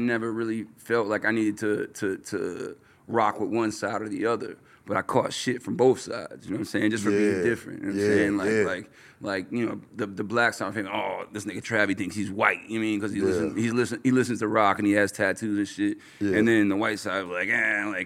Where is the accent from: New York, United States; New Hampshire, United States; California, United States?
New York, United States; Geneva; I grew up in a small town called Geneva, New York